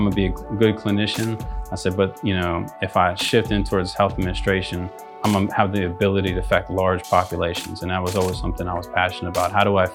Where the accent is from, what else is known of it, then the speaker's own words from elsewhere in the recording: outside of Pittsburgh, Pennsylvania, United States; moved away as an adult; also born or lived in Greenville, South Carolina; I grew up outside of Pittsburgh